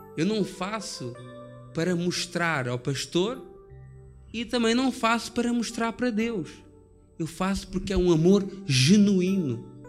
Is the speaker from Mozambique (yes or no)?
no; Portugal; Eu sou português